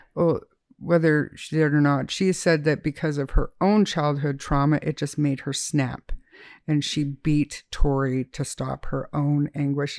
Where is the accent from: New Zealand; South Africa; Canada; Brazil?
Canada